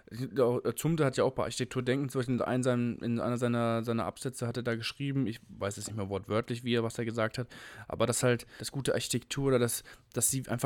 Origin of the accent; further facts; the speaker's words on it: Frankfurt, Hesse, Germany; ich komme aus Frankfurt und teilweise von meinem Opa und von meinem Vater erzählt bekommen, wie, wie toll das war, diese Altstadt, die verwinkelten Gassen und die alten Häuser